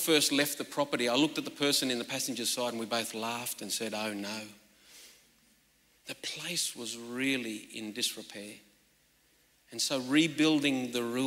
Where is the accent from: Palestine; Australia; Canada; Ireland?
Australia; northwestern New South Wales; I'm from the Gumeroi people of northwestern New South Wales